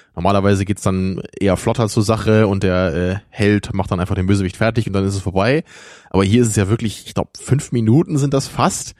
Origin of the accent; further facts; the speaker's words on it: Rotenburg, Lower Saxony, Germany; moved away; ich komme ja aus Rotenburg, Wimmel